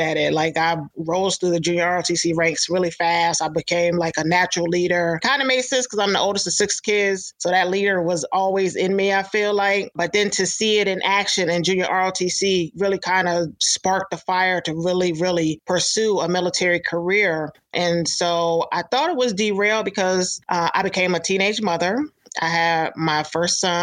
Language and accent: English; upstate New York, United States; I'm originally from New York State, upstate New York